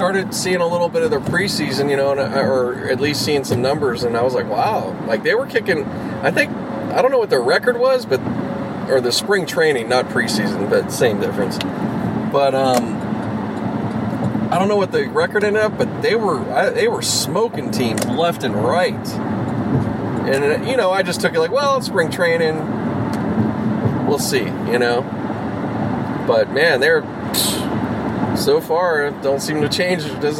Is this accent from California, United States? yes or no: no; Harlem, New York, United States; Yes, I'm sound, and I'm from Harlem.